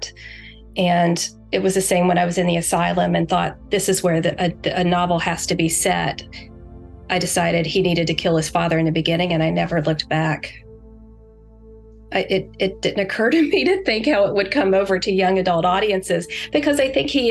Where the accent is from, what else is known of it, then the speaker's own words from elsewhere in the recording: West Virginia, United States; I'm from West Virginia